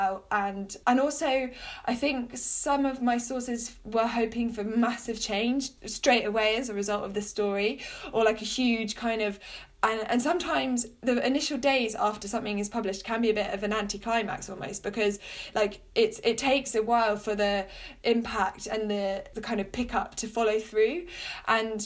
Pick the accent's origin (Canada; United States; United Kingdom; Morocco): United Kingdom; I grew up near London, so could go into London to do various work experiences